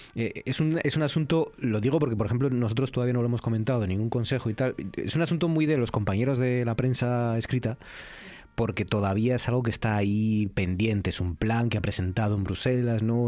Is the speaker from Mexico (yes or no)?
no; Asturias, Spain; los, asturianos, ¿no? Como asturianos